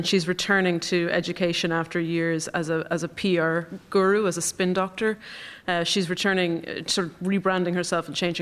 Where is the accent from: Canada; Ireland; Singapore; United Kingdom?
Ireland; County Longford, Leinster; moved away; I'm from County Longford, and I was home on holiday at one point